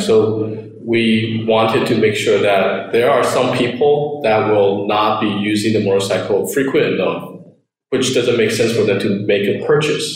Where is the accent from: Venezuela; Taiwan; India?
Taiwan; also born or lived in United States; I grew up in Taiwan. I was actually born in the States, but I already moved back to Taiwan when I was about one to two years old.